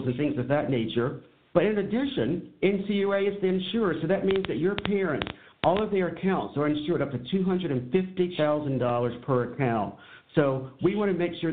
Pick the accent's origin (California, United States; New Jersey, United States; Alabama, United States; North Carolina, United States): North Carolina, United States; Charlotte; growing up in Charlotte, North Carolina